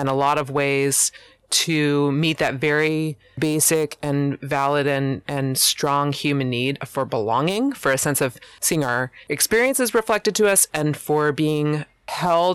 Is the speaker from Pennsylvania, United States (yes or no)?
yes; Pennsylvania, United States; moved away as an adult; now in Oregon, United States; I am born and raised in Pennsylvania and relocated to Oregon at 30.